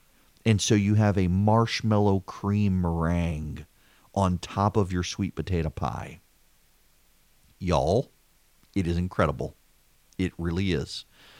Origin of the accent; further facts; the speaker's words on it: Dubai, United Arab Emirates; when I grew up in Dubai, one of the things I learned from our housekeeper, Anna, who made just unbelievable Indian food